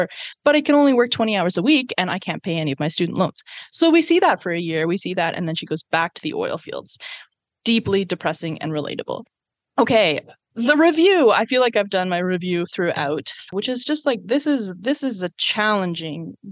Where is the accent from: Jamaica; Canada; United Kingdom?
Canada; Nova Scotia; I'm from Nova Scotia?